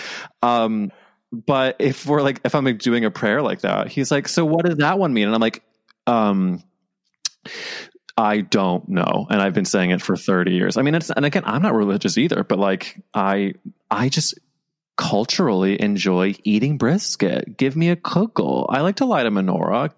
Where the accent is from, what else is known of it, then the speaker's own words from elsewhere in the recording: Midwest, United States; now in New York, United States; I grew up in like the middle of the country